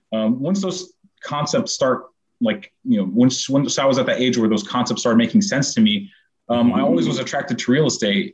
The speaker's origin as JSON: {"language": "English", "town": "Syracuse", "region": "New York", "country": "United States", "tie": "born or raised there", "also_born_or_lived": "Middle East", "said": "I was born in Syracuse, New York. I grew up in the Middle East, then came back to Syracuse for university."}